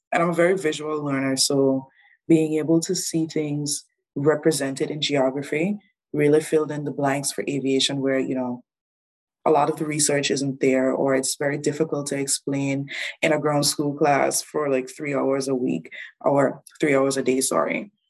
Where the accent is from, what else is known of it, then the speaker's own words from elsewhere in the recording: Anguilla; moved away as an adult; now in New Brunswick, Canada; I'm originally from Anguilla, very small island